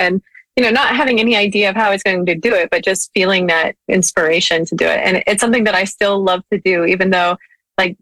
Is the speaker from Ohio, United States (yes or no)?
yes; Ohio, United States; moved away; also born or lived in Seattle; I grew up in Ohio